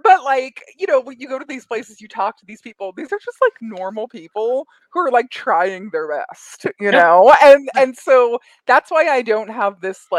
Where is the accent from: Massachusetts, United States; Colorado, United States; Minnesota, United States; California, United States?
Colorado, United States; Colorado Springs; also born or lived in Queens, New York; now in Los Angeles, United States; I grew up in Colorado Springs, but I'm originally from Queens, New York.